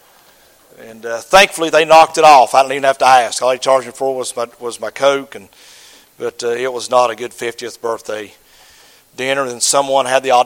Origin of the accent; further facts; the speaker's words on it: United States; I'm an American